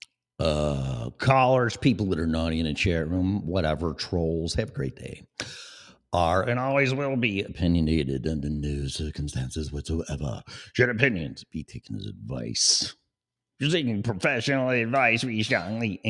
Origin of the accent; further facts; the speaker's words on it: Chicago, Illinois, United States; accent: Chicago; my Chicago upbringing in my accent